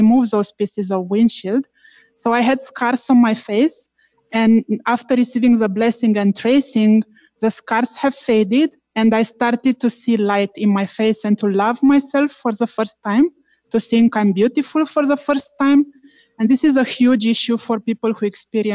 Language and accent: English; Romania; now in Toronto, Canada; I am from Toronto, Canada, originally from Romania